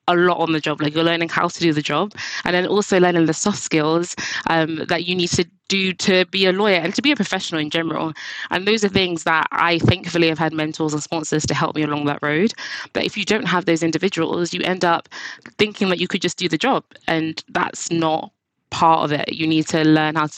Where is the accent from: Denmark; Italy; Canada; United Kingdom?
United Kingdom; London; I went to school in East London